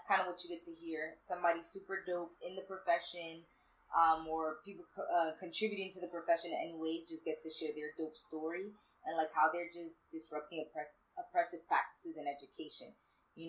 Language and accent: English; New York City, New York, United States; also born or lived in Brooklyn; born in Brooklyn and raised in the Bronx and like did all of my schooling in the Bronx.